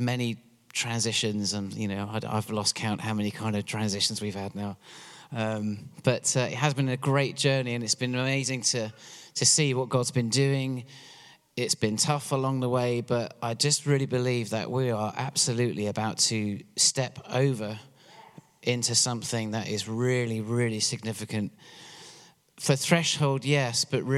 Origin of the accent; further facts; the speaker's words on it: England, United Kingdom; moved away as an adult; now in Pennsylvania, United States; I'm from England originally, which is why I have this funny accent.